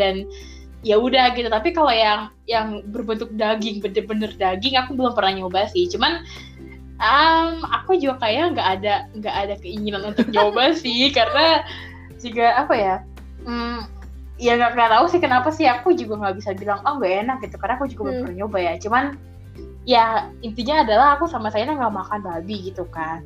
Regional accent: Jakarta, Indonesia; aku kan lahir di Jakarta, besar di Jakarta

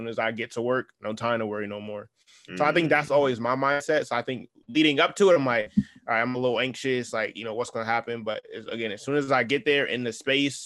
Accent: New Haven, Connecticut, United States; I have this dope streetwear brand out of my hometown of New Haven, Connecticut.

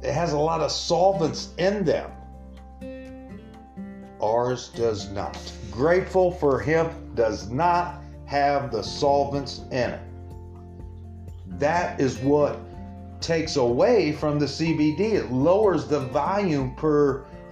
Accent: Springfield, Illinois, United States; right here in the capital city of Illinois, Springfield, Illinois, right here in my hometown

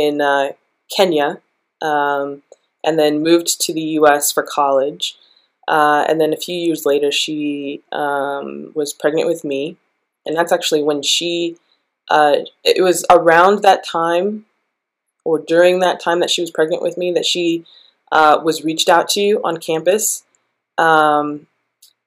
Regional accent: Denver, Colorado, United States; also born or lived in Atlanta, Georgia; I am from Denver, Colorado, in the U.S.

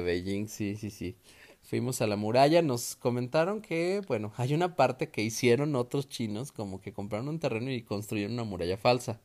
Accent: Mexico; nosotros como buenos mexicanos

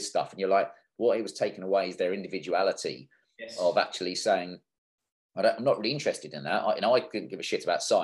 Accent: Kent, South East England, United Kingdom; I'm from Kent

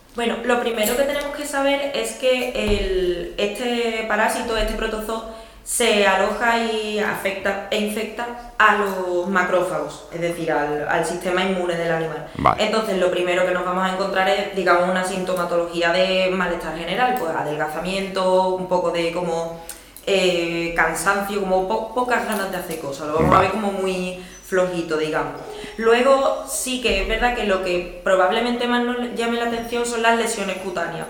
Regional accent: Seville, Andalusia, Spain; soy de Sevilla

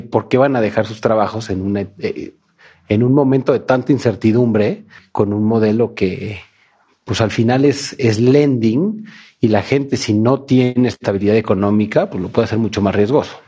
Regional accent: Mexico City, Mexico; en mi país, en mi ciudad

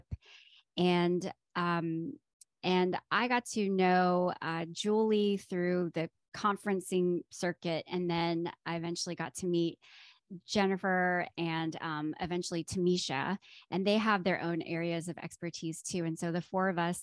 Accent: Atlanta, Georgia, United States; also born or lived in Chicago, Illinois; now in Durham, United States; I'm originally from Atlanta

